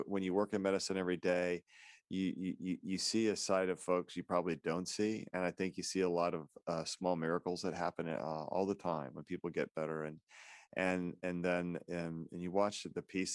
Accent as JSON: {"language": "English", "town": "Independence", "region": "Missouri", "country": "United States", "tie": "born or raised there", "said": "I was born and raised in Independence, Missouri"}